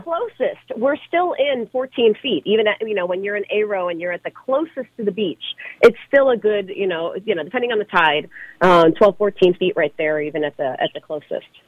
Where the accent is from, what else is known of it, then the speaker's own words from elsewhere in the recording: central Illinois, United States; moved away; also born or lived in Chicago; I grew up in the Midwest and central Illinois where there's a lot more corn than there is ocean